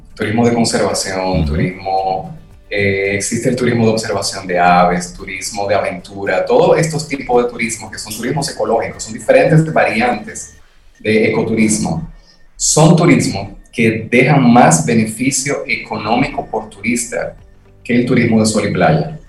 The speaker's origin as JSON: {"language": "Spanish", "country": "Dominican Republic", "said": "nosotros como dominicanos"}